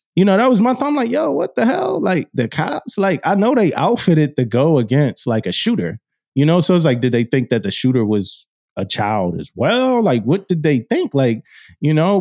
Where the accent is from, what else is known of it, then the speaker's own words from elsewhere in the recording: Philadelphia, Pennsylvania, United States; growing up in Philly, going to school in that, uh, community.